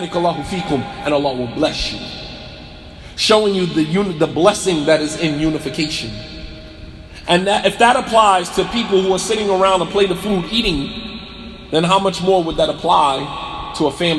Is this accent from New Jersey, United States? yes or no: yes; Montclair, New Jersey, United States; I'll be in Montclair, New Jersey, my hometown